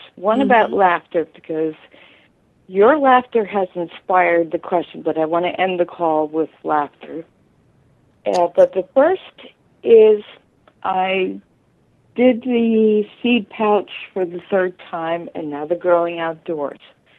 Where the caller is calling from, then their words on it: New Jersey, United States; New Jersey.